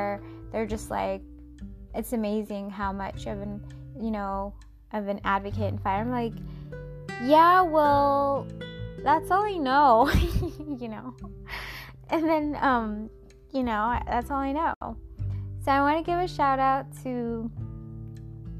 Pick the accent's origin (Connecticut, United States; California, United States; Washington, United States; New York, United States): Washington, United States; Seattle; Seattle, which is my hometown